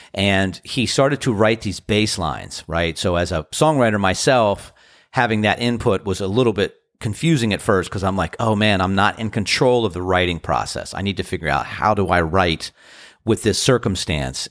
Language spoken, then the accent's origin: English; Washington, District of Columbia, United States; now in Outer Banks, North Carolina, United States; I am from the D C area